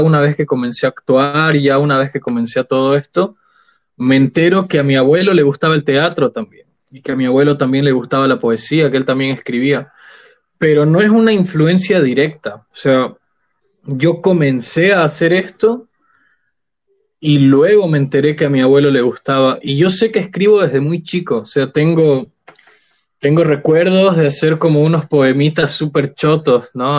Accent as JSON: {"language": "Spanish", "town": "Sucre", "region": "Chuquisaca", "country": "Bolivia", "said": "Yo soy de Sucre, toda mi familia viene de Sucre"}